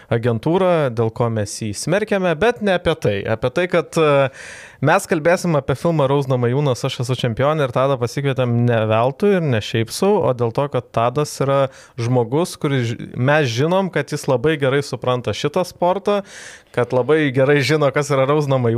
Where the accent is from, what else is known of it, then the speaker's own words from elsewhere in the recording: Lithuania; pas mus, pas mus Lietuvoje